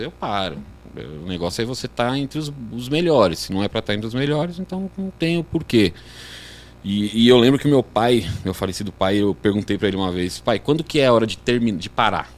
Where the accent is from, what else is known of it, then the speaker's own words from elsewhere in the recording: Guarulhos, São Paulo, Brazil; moved away as an adult; now in São José, Brazil; eu sou natural de Guarulhos.